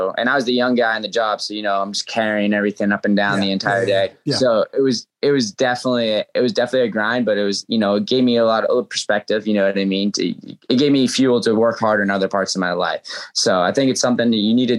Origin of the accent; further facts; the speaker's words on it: New England, United States; That was my first sport growing up in New England